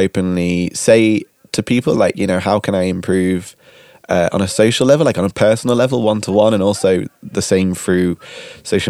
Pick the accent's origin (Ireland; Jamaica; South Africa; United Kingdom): United Kingdom; now in Netherlands; we're British